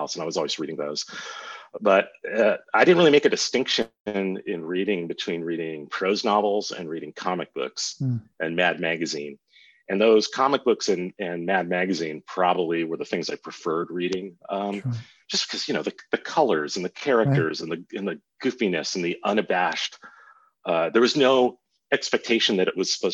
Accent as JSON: {"language": "English", "town": "Los Angeles", "region": "California", "country": "United States", "tie": "born or raised there", "said": "I grew up in Southern California, Venice, Culver City, West"}